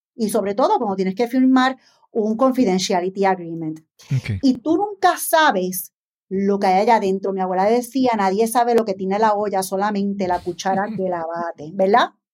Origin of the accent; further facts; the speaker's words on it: San Juan, Puerto Rico; Soy una empresaria puertorriqueña nacida en San Juan.